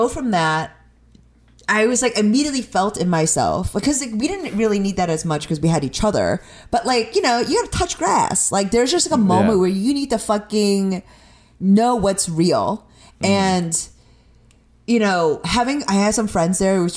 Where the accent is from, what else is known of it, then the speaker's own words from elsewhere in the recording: Chicago, Illinois, United States; so you're from Chicago? I'm like, yeah